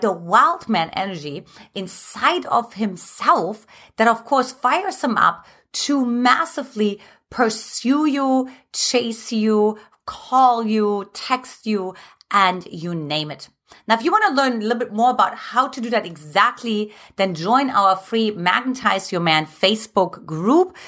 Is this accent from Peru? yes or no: no; Germany; moved away; I'm from Germany